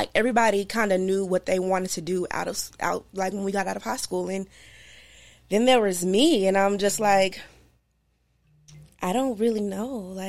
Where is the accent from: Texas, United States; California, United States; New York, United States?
Texas, United States; Marlin; now in Los Angeles, United States; From, like, Marlin, when I say Marlin, I always feel really not going to know where it's